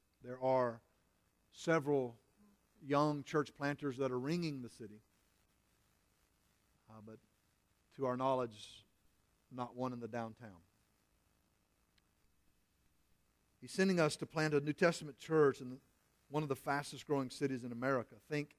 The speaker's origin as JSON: {"language": "English", "town": "Springdale", "region": "Arkansas", "country": "United States", "tie": "born or raised there", "also_born_or_lived": "Texas / Oklahoma / Centerton, Arkansas", "said": "I'm 25 miles from where I grew up in Springdale, Arkansas. We've served churches in Texas and Oklahoma and other churches in Arkansas. And I love living in Northwest Arkansas."}